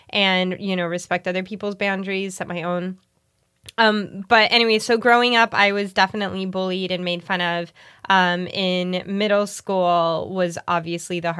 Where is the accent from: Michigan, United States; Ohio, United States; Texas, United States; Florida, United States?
Florida, United States; Miami; Growing up in Miami?